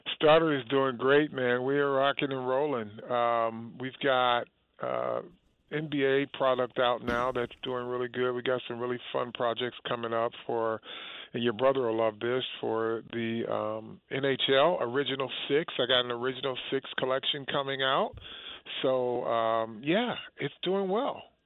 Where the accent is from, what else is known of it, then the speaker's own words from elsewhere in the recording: Detroit, Michigan, United States; growing up, it was Detroit Lions because I was from Detroit